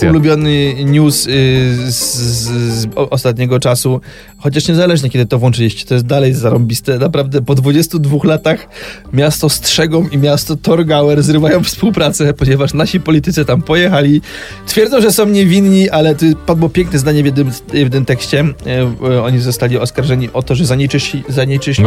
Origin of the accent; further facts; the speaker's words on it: Silesian Voivodeship, Poland; pochodzę ze Śląsku